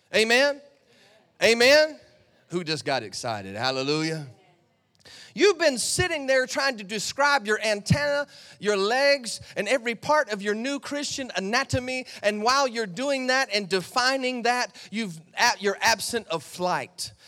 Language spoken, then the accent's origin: English; United States; I came from America to Australia